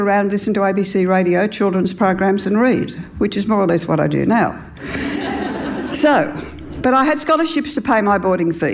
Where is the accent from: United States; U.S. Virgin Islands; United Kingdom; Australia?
Australia; Forbes, New South Wales; I grew up in Australia in the 50s and spent all my primary school years in a one-teacher school.